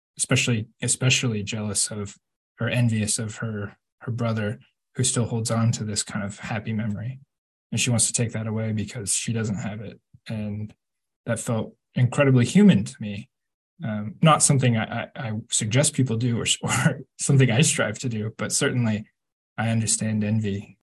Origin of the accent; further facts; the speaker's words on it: Kansas, United States; I grew up in Kansas. We've got nothing but big blue skies.